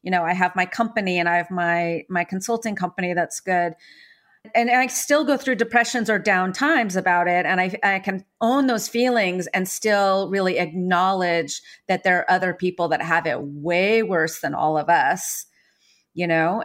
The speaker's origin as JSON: {"language": "English", "town": "San Francisco", "region": "California", "country": "United States", "tie": "born or raised there", "said": "I was born in San Francisco nine months after the summer of love"}